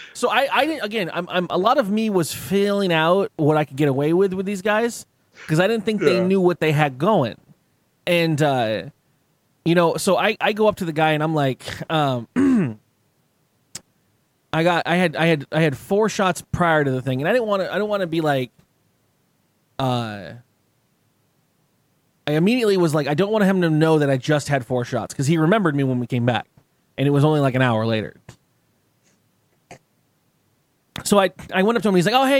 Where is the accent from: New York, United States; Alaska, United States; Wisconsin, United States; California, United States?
California, United States; San Diego; I'm from San Diego, it's California